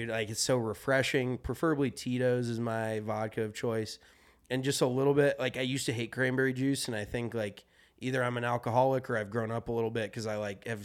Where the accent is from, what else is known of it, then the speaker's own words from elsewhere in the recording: Colorado, United States; no, like that's growing up in Colorado.